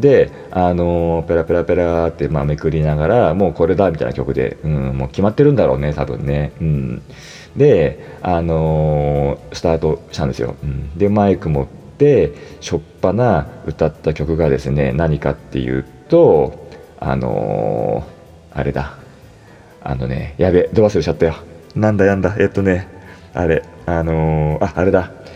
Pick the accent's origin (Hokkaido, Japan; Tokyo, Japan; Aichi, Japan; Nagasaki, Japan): Tokyo, Japan; Toshima; もともと私が豊島区の出身なんで、うん、豊島区の中学校だったから